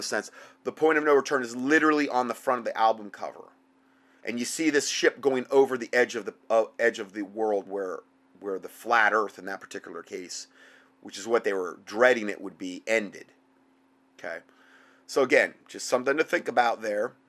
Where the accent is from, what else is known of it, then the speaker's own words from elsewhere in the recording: Fort Myers, Florida, United States; moved away; my hometown back in uh, Fort Myers.